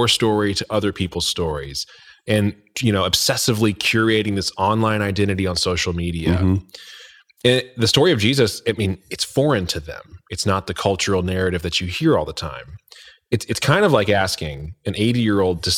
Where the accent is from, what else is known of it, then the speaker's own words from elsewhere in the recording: Indiana, United States; I'm from Indiana, so Hoosiers